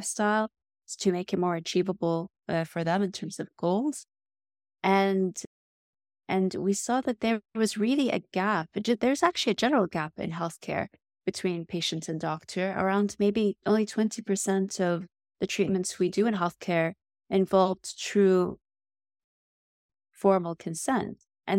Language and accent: English; Riyadh, Riyadh Province, Saudi Arabia; although I grew up in Riyadh in Saudi Arabia, and I was immersed, of course, with the Arab culture and the Middle Eastern culture, which is so rich and vibrant